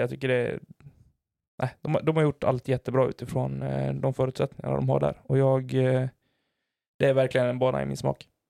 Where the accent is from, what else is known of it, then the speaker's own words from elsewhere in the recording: Falun, Dalarna County, Sweden; moved away; åka tillbaka dit allting en gång började och det är hemma i Falun